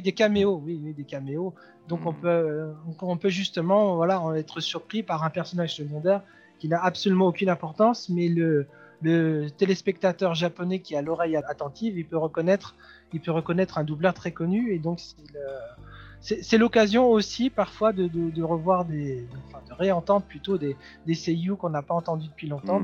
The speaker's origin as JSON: {"language": "French", "country": "France", "said": "chez nous en France"}